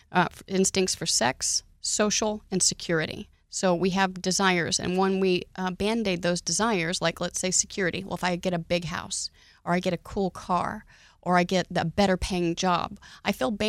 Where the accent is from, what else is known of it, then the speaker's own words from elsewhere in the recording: Oklahoma, United States; now in Texas, United States; I was raised in Oklahoma, and conditions are way different there.